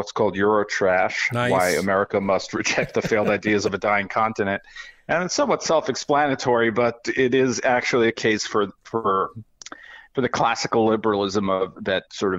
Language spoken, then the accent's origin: English; New York, United States; Well, I grew up in New York, where not a lot of people had guns, or at least not law-abiding people.